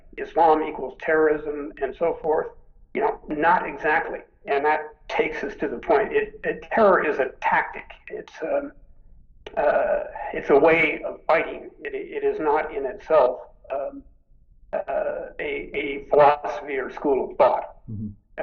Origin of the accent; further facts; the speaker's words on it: United States; We Americans